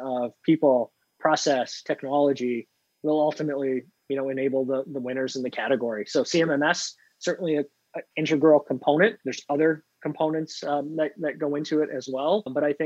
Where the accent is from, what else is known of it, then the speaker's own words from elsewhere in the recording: Canada; now in Pittsburgh, United States; I'm a Canadian living in Pittsburgh